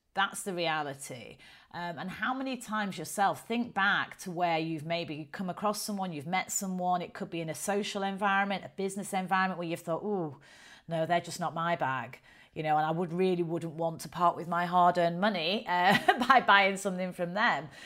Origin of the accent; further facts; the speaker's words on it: the north of England, United Kingdom; accent: strong northern; I've got quite a strong northern accent